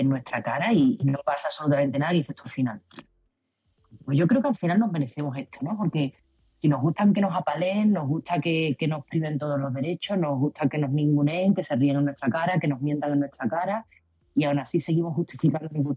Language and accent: Spanish; Spain; como española